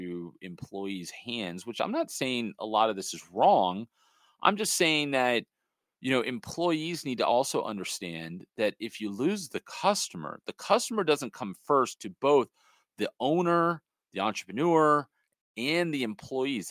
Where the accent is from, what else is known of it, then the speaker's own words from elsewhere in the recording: Los Angeles, California, United States; I'm from the Hollywood, you know, area right there where the Dodger Stadium is